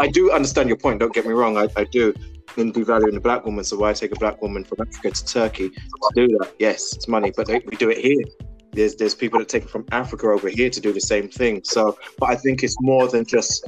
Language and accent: English; Barbados; I'm from Barbados